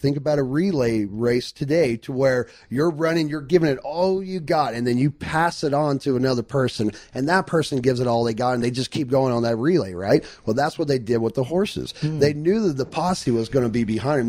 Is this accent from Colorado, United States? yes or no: no; Phoenix, Arizona, United States; I was born and raised in Phoenix, Arizona